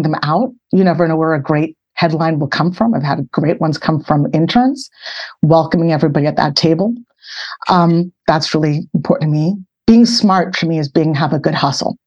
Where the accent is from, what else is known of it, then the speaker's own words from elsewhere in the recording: Boston, Massachusetts, United States; I grew up in Boston, Massachusetts.